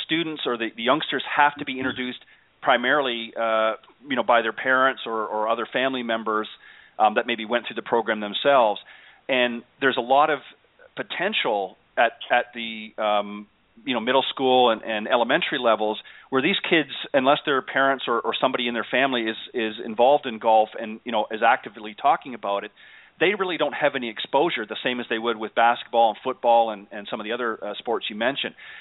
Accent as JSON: {"language": "English", "country": "Canada", "said": "I'm from Canada"}